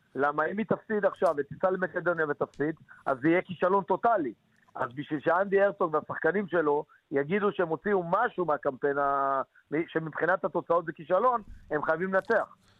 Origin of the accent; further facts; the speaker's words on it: Nahariya, Northern District, Israel; כי אני מנהריה